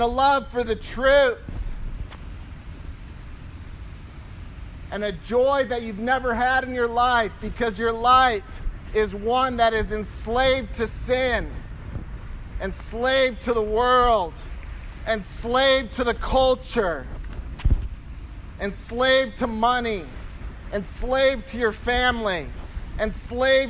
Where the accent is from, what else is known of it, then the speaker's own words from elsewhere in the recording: Michigan, United States; I'm from Michigan